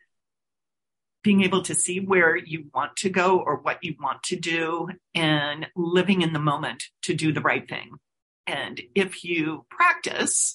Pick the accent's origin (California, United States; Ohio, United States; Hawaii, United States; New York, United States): Ohio, United States; Cincinnati; I'm originally from Cincinnati, Ohio. So think of myself as a Midwesterner, and I grew up on a college campus on a football field, basically